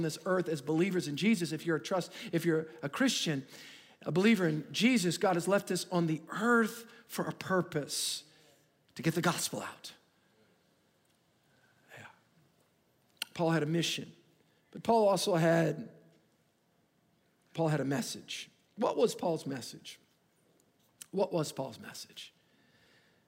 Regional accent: United States; I'm an American

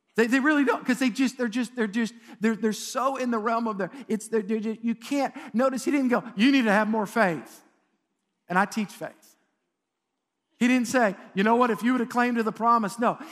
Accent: United States; as an American

